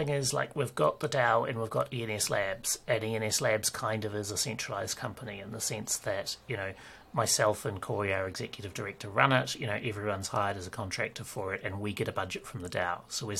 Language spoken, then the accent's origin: English; New Zealand; also born or lived in Ireland / Australia / United Kingdom; It's a combination of that and being a Kiwi and therefore having a slightly different dialect and all of our own slang and stuff. And having, like, I've lived in New Zealand, Ireland, Australia and the UK